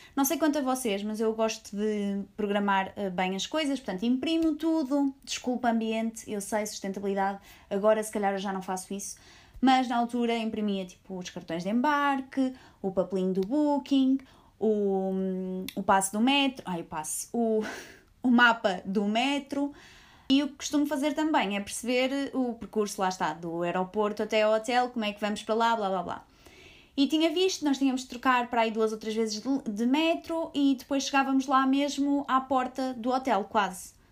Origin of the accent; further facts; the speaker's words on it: Portugal; nós somos de Portugal.